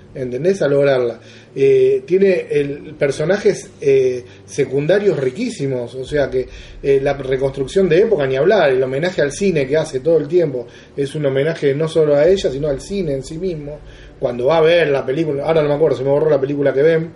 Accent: Argentina; yo soy argentino

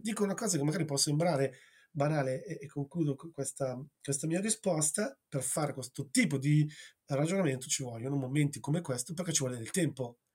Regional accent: Gragnano, Campania, Italy; io sono nato a Gragnano, in provincia di Napoli

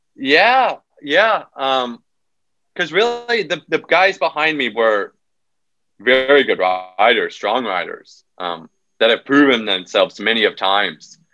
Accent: United States; born or raised there

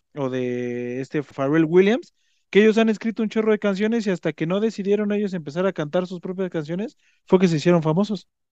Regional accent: Mexico; nosotros que somos mexicanos

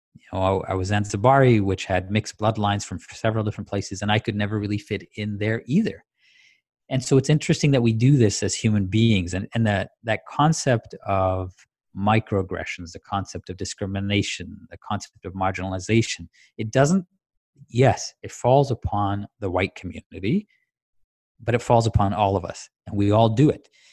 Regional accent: Tanzania; I grew up in Tanzania

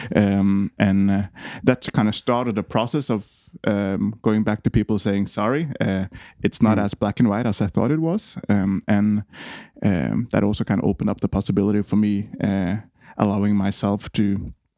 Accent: Eidsvoll, Akershus, Norway; moved away as an adult; now in Copenhagen, Denmark; I'm from Norway. Uh, grew up uh, in a place called Eidsvoll, right outside of Oslo and uh, moved to Copenhagen when I was uh, 19.

